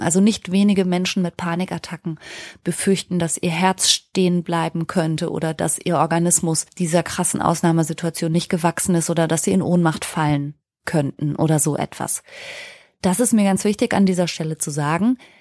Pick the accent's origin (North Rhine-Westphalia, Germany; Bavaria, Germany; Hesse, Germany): North Rhine-Westphalia, Germany; Ruhr area; ich bin im Ruhrgebiet groß geworden